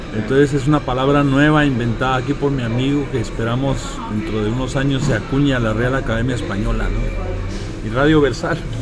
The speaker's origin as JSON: {"language": "Spanish", "country": "Guatemala", "moved": "yes", "said": "yo soy de Guatemala."}